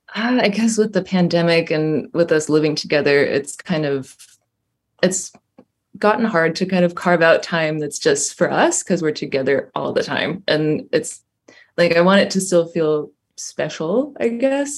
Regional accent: Düsseldorf, North Rhine-Westphalia, Germany; moved away as an adult; now in Berlin, Germany; I grew up in Dusseldorf and I studied in Berlin

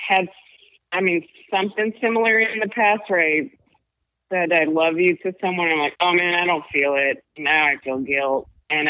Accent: Whittier, California, United States; I'm from LA. From Whittier.

